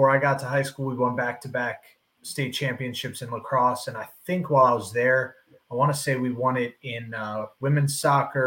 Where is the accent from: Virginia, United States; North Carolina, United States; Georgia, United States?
Virginia, United States; Northern; I grew up in Northern Virginia